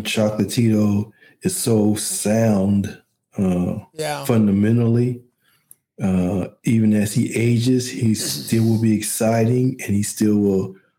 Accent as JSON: {"language": "English", "region": "Midwest", "country": "United States", "said": "I'm from the Midwest."}